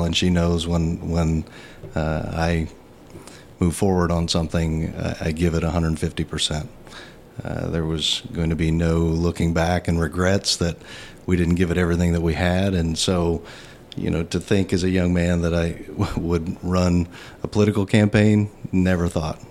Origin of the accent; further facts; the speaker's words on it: Danville, United States; I grew up here in Danville and graduated from Danville High School in 1992